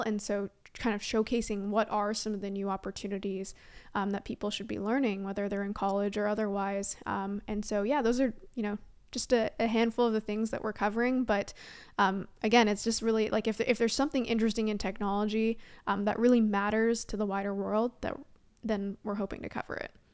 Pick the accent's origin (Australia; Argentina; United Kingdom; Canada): Canada; moved away as an adult; now in San Francisco, United States; I am Canadian at heart